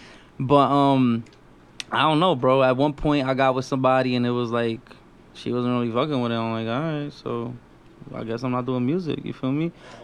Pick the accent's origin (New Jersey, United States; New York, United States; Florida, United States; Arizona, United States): New York, United States; New York City; I was born and raised in Brooklyn.